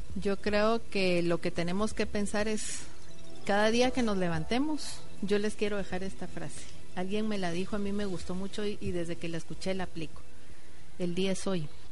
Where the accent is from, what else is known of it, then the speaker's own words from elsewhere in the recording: Guatemala; como guatemaltecos